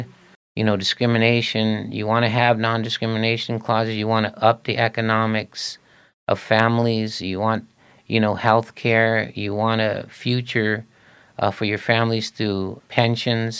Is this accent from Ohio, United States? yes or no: no; Wilmington, California, United States; also born or lived in Torrance, California; I was born in the South Bay, Torrance, little kid from Wilmington, obviously. And growing up was in Wilmington